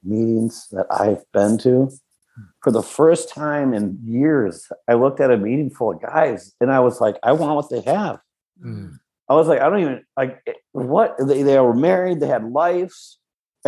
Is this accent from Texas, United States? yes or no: no; West St. Paul, Minnesota, United States; also born or lived in California; I grew up in West St. Paul.